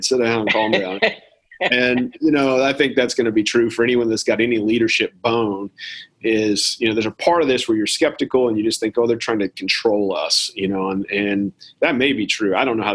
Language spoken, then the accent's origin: English; United States; as an American